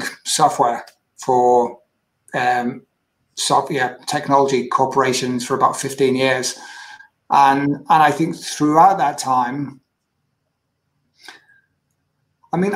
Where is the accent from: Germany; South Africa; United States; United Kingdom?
United Kingdom; Manchester, North West England; I was born and raised in UK, northwest of the UK, born in Manchester, and went to school not too far from Manchester, about 40, 50 miles away